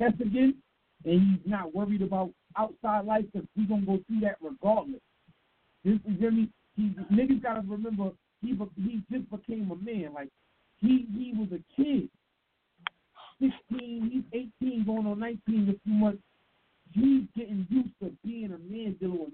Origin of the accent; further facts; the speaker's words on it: New York, United States; I'm from New York. I'm a New York nigga